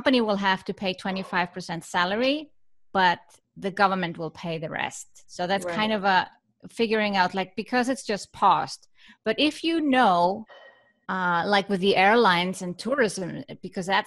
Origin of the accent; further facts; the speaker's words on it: Iceland; now in Switzerland; I come from Iceland, but I live in Switzerland.